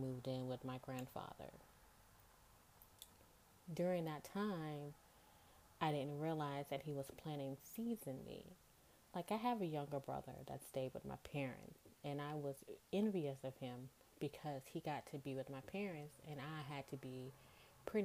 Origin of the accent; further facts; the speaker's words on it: Goshen, Mississippi, United States; moved away as an adult; now in New Orleans, United States; I'm originally from a small town in Mississippi called Goshen, 20 minutes outside of Biloxi. I always say that I was born and raised in Mississippi